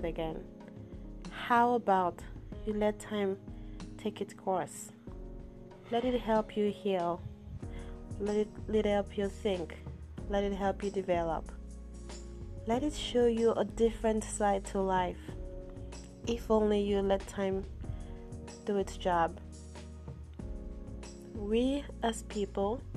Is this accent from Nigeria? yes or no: yes; Yorubaland, Nigeria; I am from the Yoruba tribe.